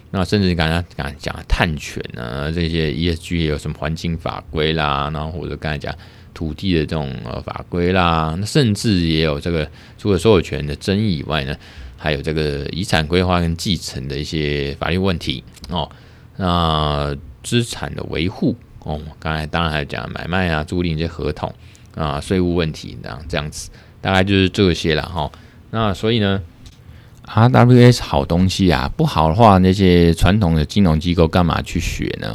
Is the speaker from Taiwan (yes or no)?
yes; Taiwan; 我们台湾这边